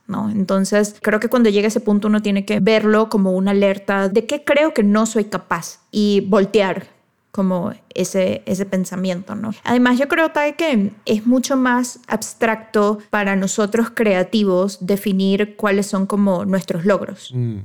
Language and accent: Spanish; Venezuela; now in Mexico; yo soy venezolana, entonces vengo de Venezuela, trabajo aquí en México